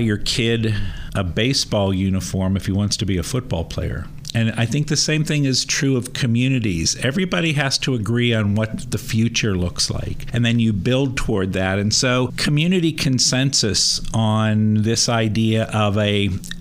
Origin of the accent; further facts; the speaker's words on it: Pittsburgh, Pennsylvania, United States; moved away as an adult; also born or lived in Rahway, New Jersey / Harrisburg, Pennsylvania; my background is I grew up in Pittsburgh